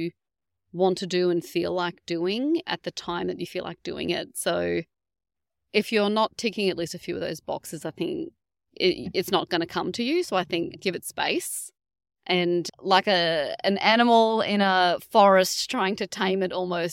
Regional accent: North Queensland, Australia; now in Geelong, Australia; I'm from North Queensland, but we do love it down here

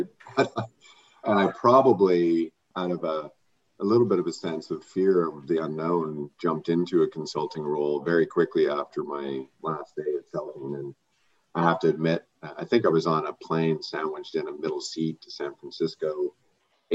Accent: Canada; as Canadians and as a Canadian life sciences community

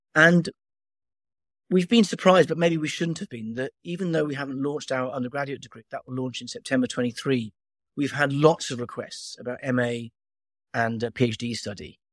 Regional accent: Wales, United Kingdom; I'm from Wales

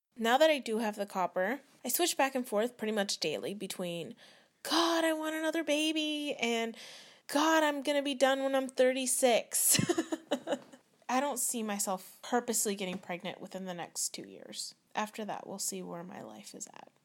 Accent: Vacaville, California, United States; I'm from Vacaville, California.

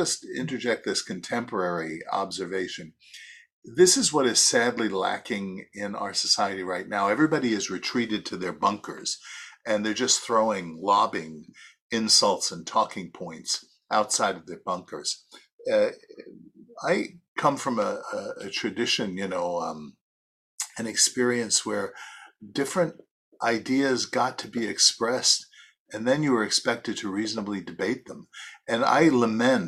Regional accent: New York City, New York, United States; I'm from Brooklyn

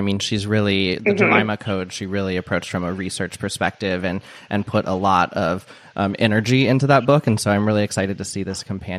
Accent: Midwest, United States; I mean, I'm from the Midwest and I grew up going to sweet corn festivals every summer.

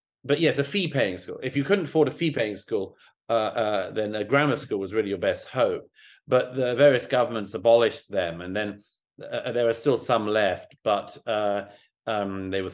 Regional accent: London, United Kingdom; I went to perfectly good Church of England primary and secondary schools, the local ones where I grew up in London

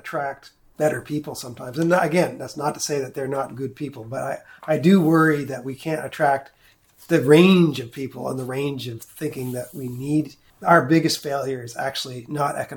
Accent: New Brunswick, Canada; now in Kentville, Canada; I am from New Brunswick

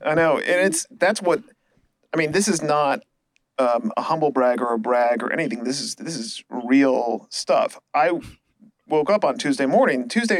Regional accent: Connecticut, United States; moved away as an adult; also born or lived in Nashville, Tennessee / Chicago, Illinois / Maine / South Africa; now in Los Angeles, United States; I grew up in Connecticut, mostly a little bit in Nashville before that. I was born in Chicago. I went to school and college in Maine and then in South Africa. I lived in New York. I lived in Paris, North Carolina, and then here.

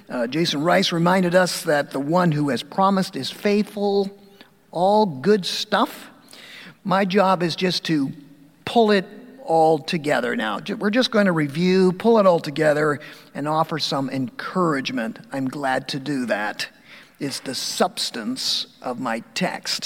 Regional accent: Dundas, Ontario, Canada; I'm from Dundas. I've served all my 30 years of ministry in Ontario

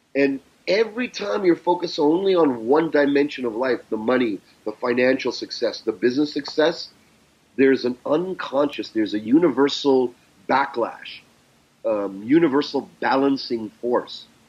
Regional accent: Canada; accent: Canadian; I grew up in Canada.

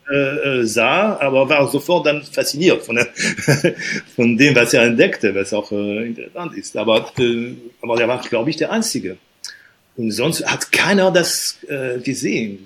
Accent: Normandy, France; moved away; aufgewachsen bin ich in der Normandie

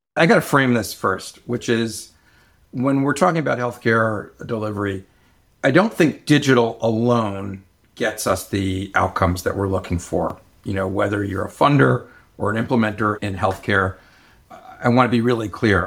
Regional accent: Bay Area, California, United States; I'm from the Bay Area

